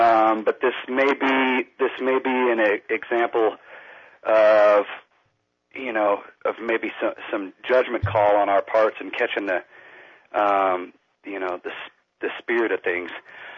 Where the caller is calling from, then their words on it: Lakeport, California, United States; I'm calling from Lakeport, California.